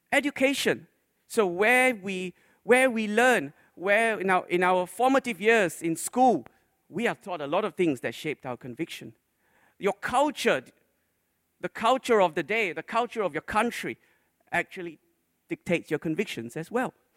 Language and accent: English; Malaysia; When I grew up in Malaysia, when I was a little boy